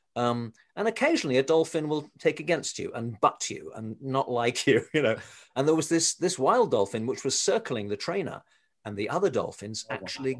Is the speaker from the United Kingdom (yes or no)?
yes; England, United Kingdom; moved away; I come from England originally, as you can probably tell from my accent